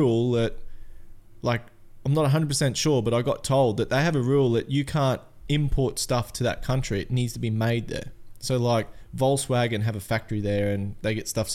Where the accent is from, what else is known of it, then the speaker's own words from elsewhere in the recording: Atherton, Queensland, Australia; also born or lived in Cairns; I'm just a simple mountain man, I guess, from Atherton.